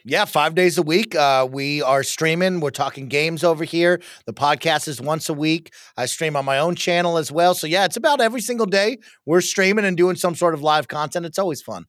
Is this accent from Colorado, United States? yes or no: yes; Denver, Colorado, United States; We are from Denver, Colorado, so we're also Broncos fans, but Dad is from Buffalo